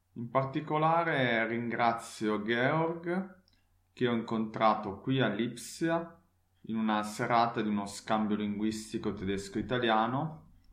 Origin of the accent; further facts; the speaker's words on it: Turin, Piedmont, Italy; now in Leipzig, Germany; la mia città natale Torino